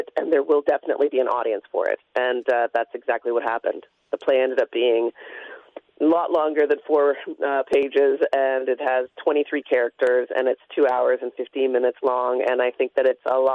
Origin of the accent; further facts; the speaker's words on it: London, Ontario, Canada; moved away as an adult; also born or lived in Toronto; I grew up in London. I left to go to University of Toronto